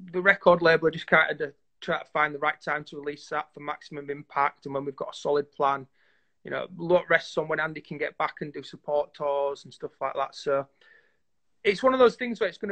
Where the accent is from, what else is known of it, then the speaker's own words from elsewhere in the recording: Yorkshire and the Humber, United Kingdom; We're five lads from Yorkshire